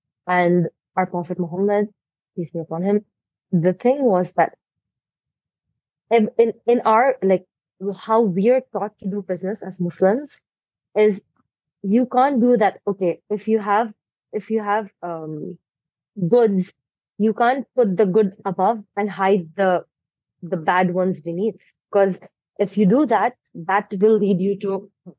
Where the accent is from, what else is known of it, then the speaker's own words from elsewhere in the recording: India; I am from India.